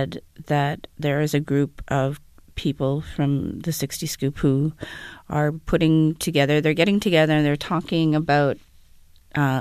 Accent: Winnipeg, Manitoba, Canada; I'm from Winnipeg

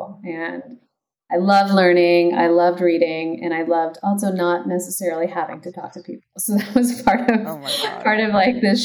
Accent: San Jose, California, United States; also born or lived in Los Altos / Los Gatos; I grew up in the Bay Area. So okay. First in San Jose, and then moved to Los Altos and Los Gatos

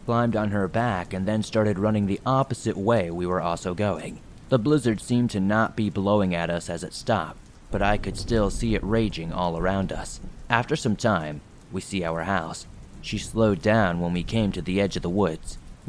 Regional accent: Maine, United States; For some context, I am from Maine. This takes place in the year of 2008 in Jay, Maine.

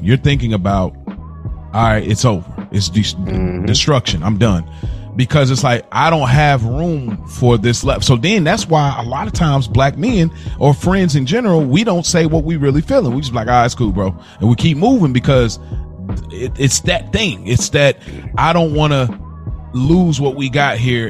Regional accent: Midwest, United States

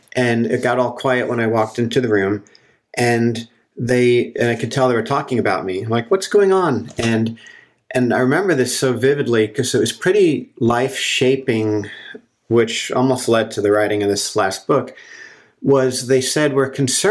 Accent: New Jersey, United States; moved away as an adult; also born or lived in Colorado; now in Santa Cruz, United States; I grew up in New Jersey, in a suburb of New York City, very close to New York City

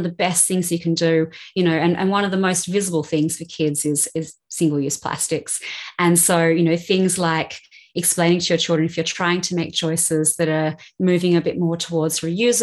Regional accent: Australia; moved away as an adult; also born or lived in Sydney; now in London, United Kingdom; growing up in Australia

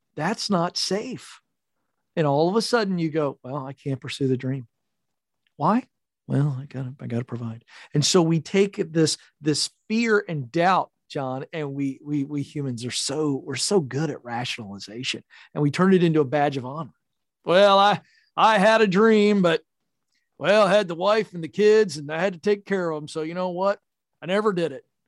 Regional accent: Point Pleasant, West Virginia, United States; I was born in a super small town of five thousand people called Point Pleasant, West Virginia

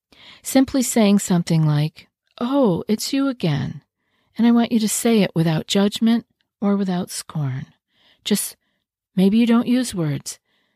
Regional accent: New York, United States; I know when I first moved here, I was from New York.

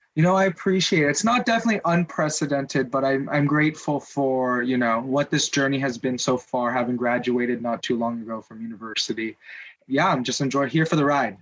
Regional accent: Southern California, United States; i'm from Southern California. LA's right down the highway

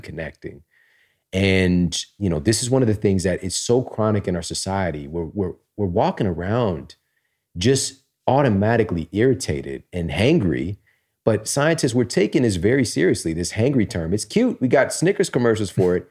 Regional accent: Missouri, United States; I'm from Missouri

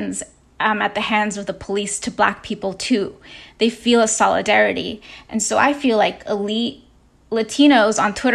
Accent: New York City, New York, United States; as a New Yorker who grew up in Brooklyn and Queens

